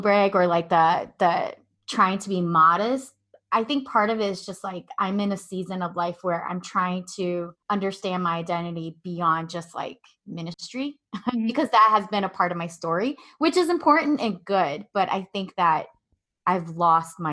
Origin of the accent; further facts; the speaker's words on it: Midwest, United States; also born or lived in Milwaukee; I was born and raised in the Midwest, and I spent the last 8 years living in Milwaukee